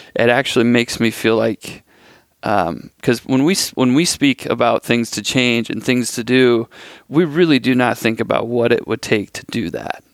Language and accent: English; Iowa, United States; I'm from Iowa